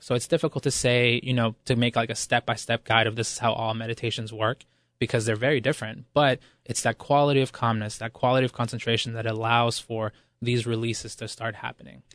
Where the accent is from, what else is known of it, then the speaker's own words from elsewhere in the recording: Ecuador; moved away; I was born in Ecuador, and the word pueblo there, it refers to, you know, the masses of impoverished people, and, and that, those are really my roots